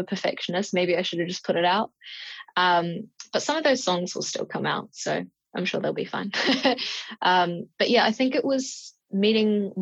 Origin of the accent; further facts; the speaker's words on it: New Zealand; I'm from New Zealand